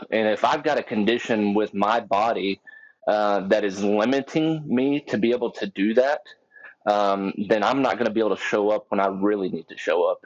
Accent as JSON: {"language": "English", "region": "Texas", "country": "United States", "tie": "born or raised there", "said": "I'm from Texas. Uh, 32 years old, and you know I, have I've been around guns my whole life since I was a little kid. Uh, grew up out on a farm"}